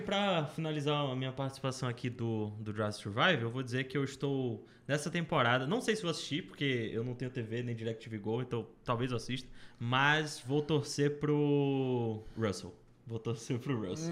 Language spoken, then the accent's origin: Portuguese; Brazil; eu sou brasileiro